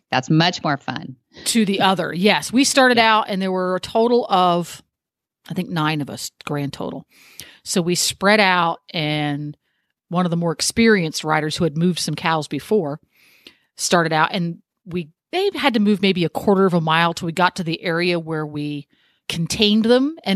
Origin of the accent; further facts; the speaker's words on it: England, United Kingdom; I am an English girl through and through.